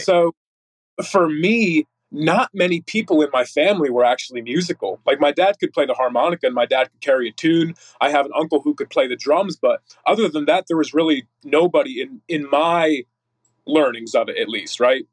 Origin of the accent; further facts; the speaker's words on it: Northeast Pennsylvania, United States; now in Texas, United States; originally from NEPA, Northeast Pennsylvania.